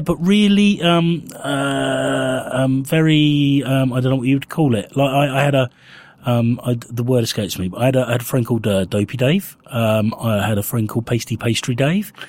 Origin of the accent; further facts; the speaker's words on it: Winchester, South East England, United Kingdom; I grew up in Winchester